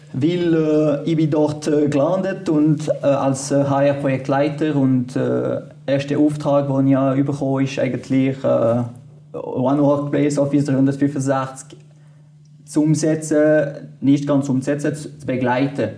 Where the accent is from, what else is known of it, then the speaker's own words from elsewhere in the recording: French-speaking part, Fribourg, Switzerland; first language French; German is a second language; Ich bin Kanton Fribourg gewachsen, auf französisch, französischer Teil. Ich musste äh, Deutsch lernen, man hört das auch.